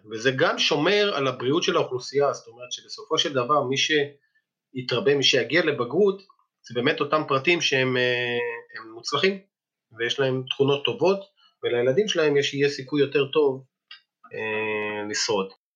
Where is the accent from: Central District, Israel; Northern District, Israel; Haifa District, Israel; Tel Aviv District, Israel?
Northern District, Israel; Ein Gev; also born or lived in Moshav Klahim; now in Klahim, Israel; כשגרתי בקיבוץ עין גב, שם גדלתי